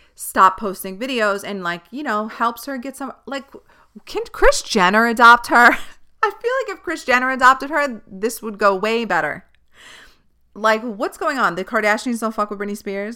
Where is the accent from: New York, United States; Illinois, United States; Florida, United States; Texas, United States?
New York, United States; New York City; I grew up on Staten Island